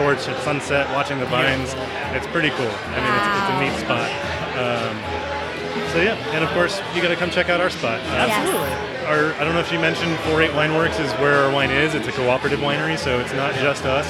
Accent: Boston, Massachusetts, United States; also born or lived in Prescott; now in Arizona, United States; I'm from Boston originally

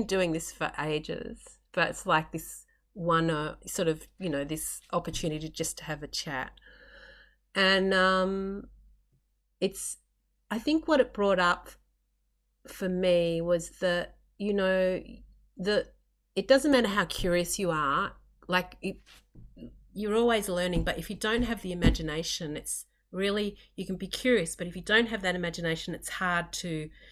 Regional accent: Australia; I grew up in Australia, we both came from farms

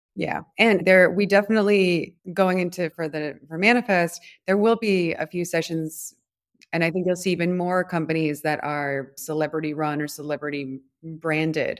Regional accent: Providence, Rhode Island, United States; moved away; also born or lived in Washington, D.C. / New York / Rio de Janeiro / São Paulo; I'm from Providence, Rhode Island

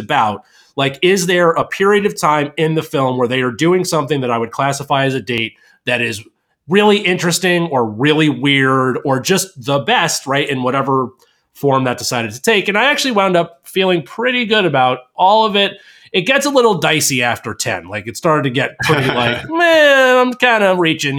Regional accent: Albany, New York, United States; born or raised there

